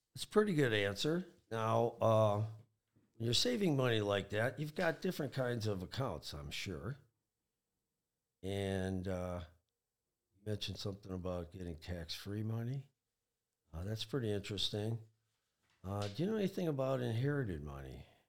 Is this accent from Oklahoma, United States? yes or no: no; Michigan, United States; I'm pretty much an all Michigan guy. I was born in Michigan, went to school in Michigan